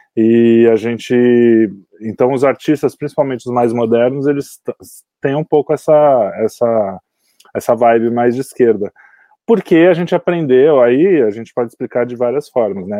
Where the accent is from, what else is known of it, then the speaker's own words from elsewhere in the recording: Santos, São Paulo, Brazil; eu sou de Santos